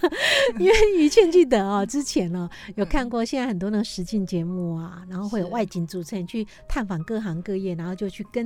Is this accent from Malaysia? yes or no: no; Taiwan; 我们台湾人现在很多女性哈，听到都会觉得哇。